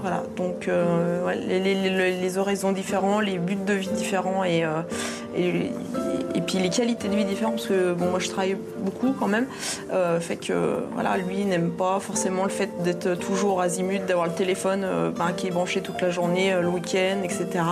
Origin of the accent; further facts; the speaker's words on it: Savoie, Auvergne-Rhône-Alpes, France; on est venu de Savoie ce matin.